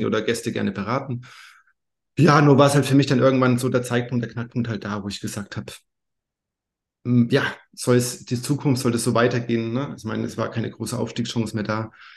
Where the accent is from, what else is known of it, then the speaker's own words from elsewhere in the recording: Bayreuth, Bavaria, Germany; also born or lived in Thuringia; now in Madeira, Portugal; Ich bin aufgewachsen in Oberfranken, in Bayreuth, gebürtiger Thüringer aber.